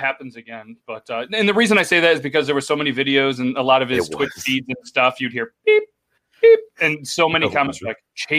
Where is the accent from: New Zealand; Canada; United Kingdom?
Canada; accent: Canadian; Math. No, meth. Oh, okay. It's my Canadian accent.